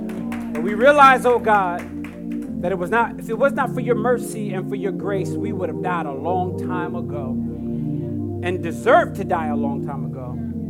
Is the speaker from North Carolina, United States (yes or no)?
yes; Jacksonville, North Carolina, United States; I grew up, one of the places I grew up was in Jacksonville, North Carolina.